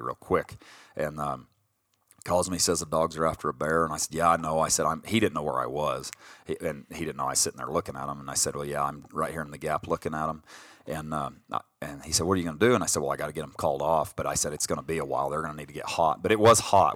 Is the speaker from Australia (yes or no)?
no; Colorado, United States; we grew up in Colorado